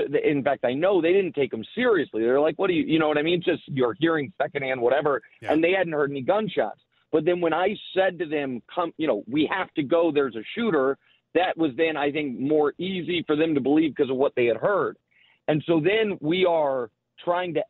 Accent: Kansas City, Missouri, United States; moved away as an adult; now in New York, United States; I'm from Kansas City. I lived there my whole life

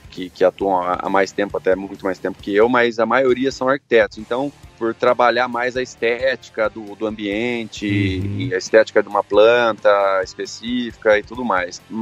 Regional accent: Campinas, São Paulo, Brazil; also born or lived in Três Lagoas; O Paulo, eu sou nascido aqui em Campinas, morei sete anos em Três Lagoas, onde meu pai teve um, umas atividades agrícolas lá também.

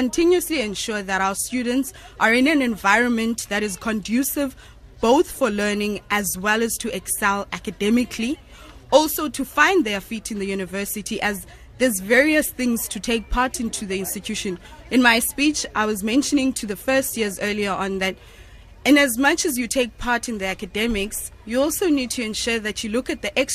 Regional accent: Cradock, Eastern Cape, South Africa; moved away as an adult; now in Cape Town, South Africa; coming from a small town, you end up doing everything in that small town. You go to creche there, go to primary, high school

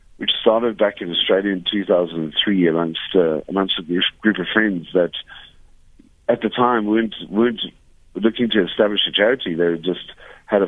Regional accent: Cape Town, Western Cape, South Africa; I grew up in Milnerton in the Western Cape, in Cape Town, where I currently still reside.

